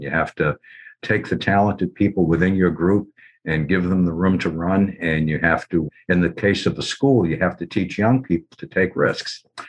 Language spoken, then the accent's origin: English; Cambridge, Massachusetts, United States; I was born in Cambridge, as was my dad